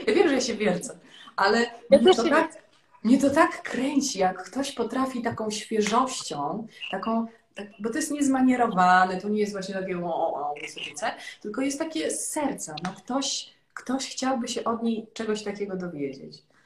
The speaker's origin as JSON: {"language": "Polish", "town": "Legnica", "region": "Lower Silesian Voivodeship", "country": "Poland", "moved": "yes", "said": "która właśnie jest cały czas … z Legnicy"}